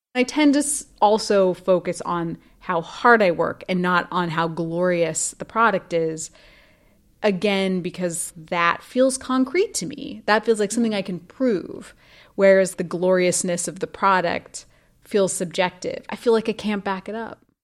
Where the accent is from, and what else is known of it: Idaho, United States; born or raised there